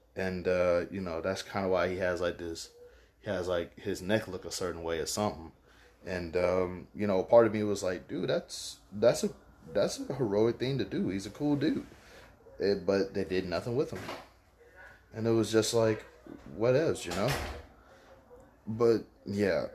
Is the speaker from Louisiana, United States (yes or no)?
yes; Baton Rouge, Louisiana, United States; Baton Rouge, Louisiana. I love it. It's my hometown.